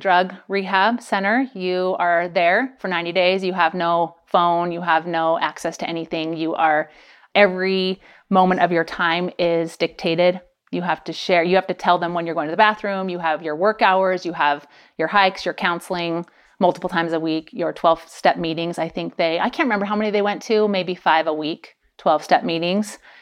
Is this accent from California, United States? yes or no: yes; Pleasanton, California, United States; moved away; also born or lived in Idaho / St. George, Utah; I grew up in California, the Bay Area, and then lived twenty years in Idaho